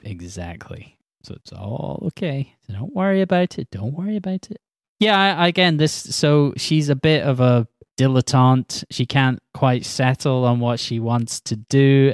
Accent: Scotland, United Kingdom; I'm Scottish

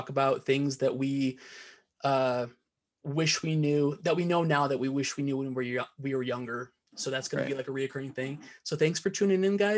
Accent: Iowa, United States; my hometown in Iowa.

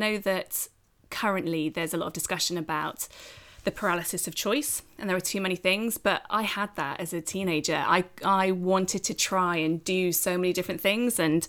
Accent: Oxfordshire, South East England, United Kingdom; the local TV station where we grew up in Oxfordshire

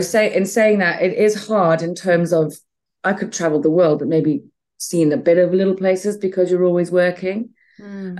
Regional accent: Botswana; moved away; also born or lived in Zambia; I was born in Zambia uh, and I grew up in Botswana

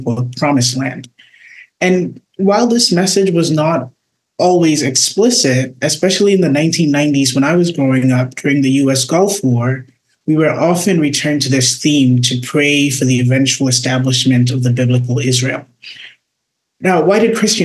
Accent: Ghana; I grew up attending an evangelical church. I'm from Ghana

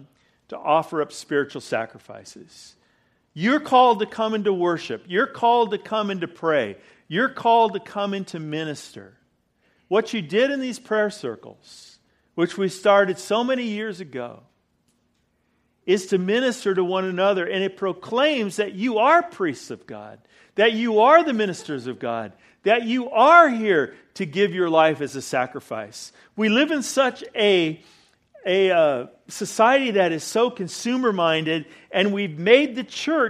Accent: California, United States; now in Weatherford, United States; I'm from California

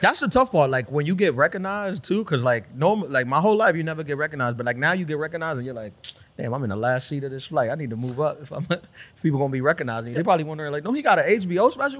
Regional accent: New York City, New York, United States; also born or lived in Brooklyn / Dominican Republic (family origin); grew up in Queens

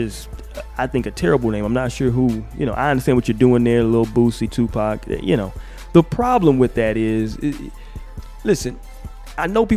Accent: the South, United States; I'm from the South.

